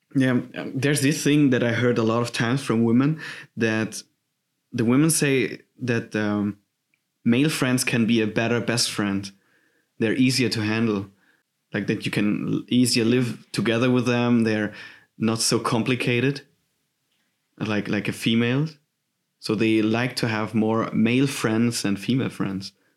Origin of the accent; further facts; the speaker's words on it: Southern Germany, Germany; English is a second language; moved away as an adult; now in Hamburg, Germany; I'm from Germany. I'm coming from this beautiful southern part of Germany with a weird language